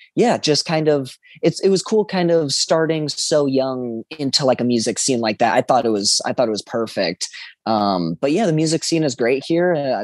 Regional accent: Spokane, Washington, United States; also born or lived in Roseville, California / Minnesota; I definitely say the majority of my life definitely lived in Spokane. I was born in Roseville, California. Me and my parents, you know, lived there for a little bit. We moved over to Minnesota for a short while and then came up here.

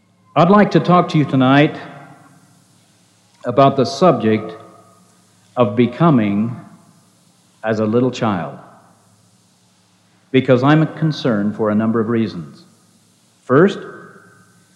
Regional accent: Provo, Utah, United States; I have loved being in Provo most of my life. I have loved growing up in Happy Valley

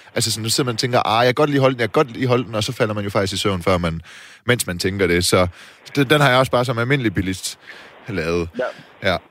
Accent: Silkeborg, Central Denmark Region, Denmark; now in Copenhagen, Denmark; til Silkeborg, min hjemby

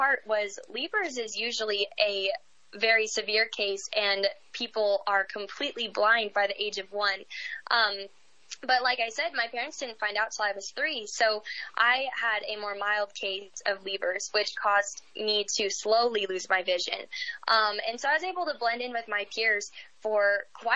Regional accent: Eaton, Colorado, United States; I am from northern Colorado, from a small town

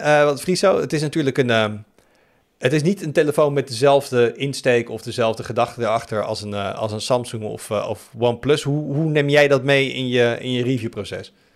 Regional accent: Netherlands; als Nederlander

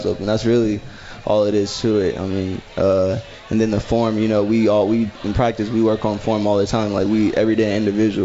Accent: Oklahoma, United States; moved away as an adult; now in Arizona, United States; I'm from Oklahoma

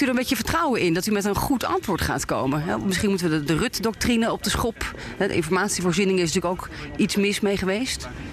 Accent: Netherlands; als Nederlanders

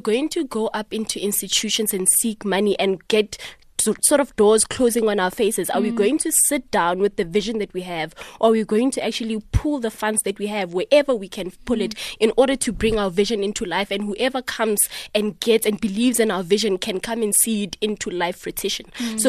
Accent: South Africa; in order for us to wear sort of like a badge of honor in terms of owning our own pride and saying we're proudly South African, we might as well actually focus on making a quality, exceptional product from South Africa

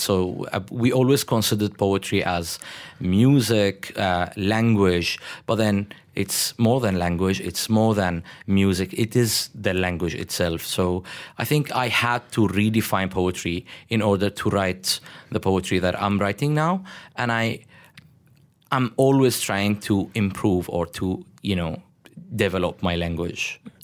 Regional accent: Damascus, Damascus Governorate, Syria; moved away as an adult; now in Malaysia; I'm from Damascus and I live in Damascus

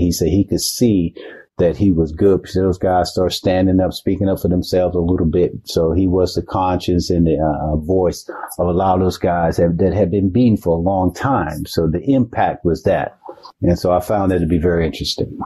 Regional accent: Macon, Georgia, United States; moved away; my home city of Macon

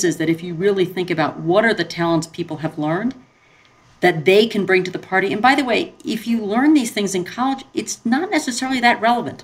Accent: Montclair, New Jersey, United States; Went to public school in the suburbs of New York City in Montclair

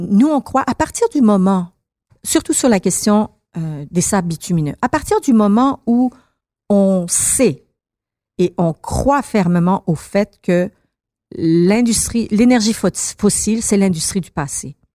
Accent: Iran; now in Montreal, Canada; Moi, moi, je suis une Montréalaise, je suis une Québécoise, je suis une bon une Iranienne avant là, mais Montréalaise et Québécoise.

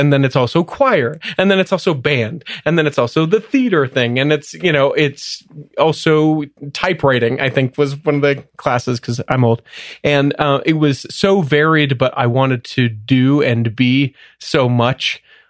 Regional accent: Salt Lake City, Utah, United States; also born or lived in Cleveland, Ohio; Technically a suburb, middle of Salt Lake, but yeah, just born and raised here. College in Southern Utah, served a mission in Cleveland, Ohio, and then came back to Utah.

